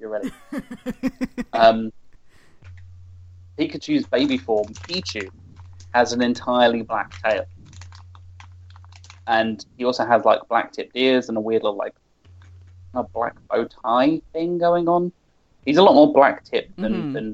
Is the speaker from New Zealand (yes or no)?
no; United Kingdom; accent: British; my British accent